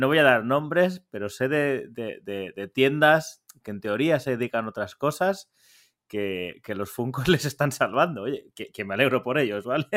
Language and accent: Spanish; Valencian Community, Spain; moved away; mi tierra, en, la terreta